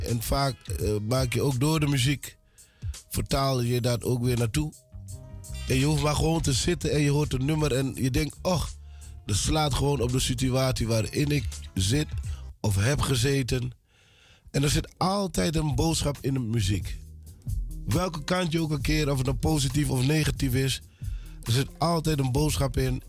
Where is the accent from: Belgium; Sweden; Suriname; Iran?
Suriname; now in Netherlands; Ik ben geboren in Suriname. Ik ben eh, in Suriname opgegroeid